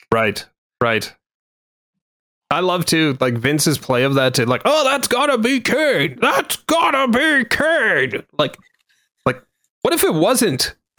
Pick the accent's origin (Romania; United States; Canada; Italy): Canada; I didn't hate myself as a Canadian